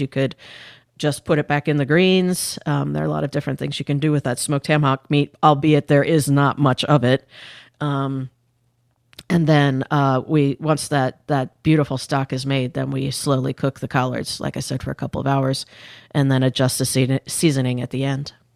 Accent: Indiana, United States; I grew up in Indiana when I was in the fourth grade through my senior of high school.

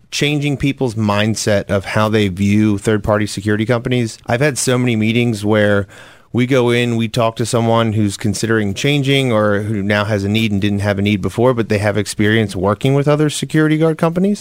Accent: Lancaster County, Pennsylvania, United States; moved away as an adult; now in Philadelphia, United States; I was born and raised in Lancaster County, grew up there in quite a different environment than I live now

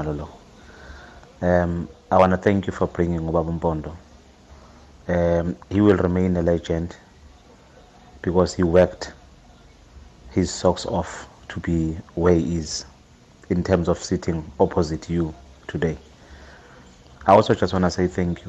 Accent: Ladysmith, KwaZulu-Natal, South Africa; As a 13-year-old growing up in Ladysmith

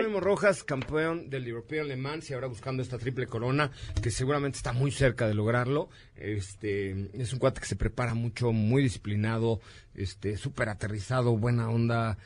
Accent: Mexico; como mexicano

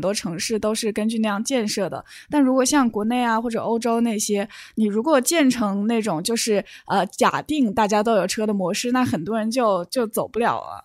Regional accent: Wuhan, Hubei, China; now in Canada; 从我的家乡武汉

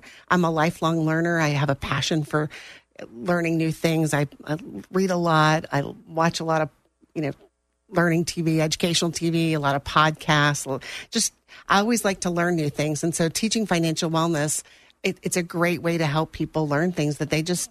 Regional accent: Naples, Florida, United States; moved away as an adult; also born or lived in Tulsa, Oklahoma; now in Jacksonville, United States; I grew up in Naples, yes. I moved to Naples in 1975.

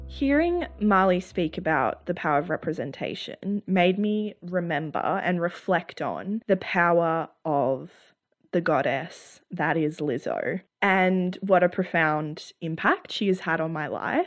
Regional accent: Australia; as Australians, a central part of our identity

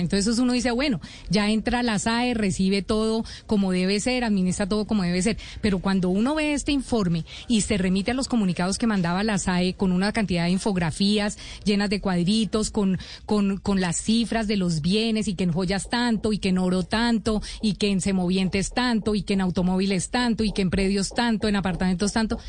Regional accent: Colombia; como colombiano

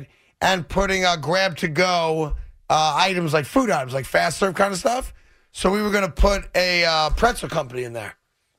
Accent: New York, United States; I'm from New York.

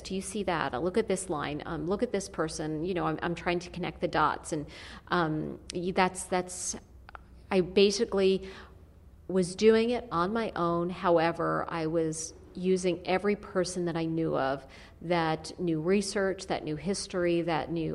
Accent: Yonkers, New York, United States; I grew up in Yonkers

